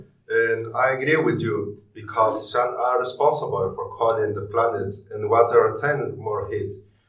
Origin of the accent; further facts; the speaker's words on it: El Salvador; English is a second language; now in Stoke-on-Trent, United Kingdom; from El Salvador.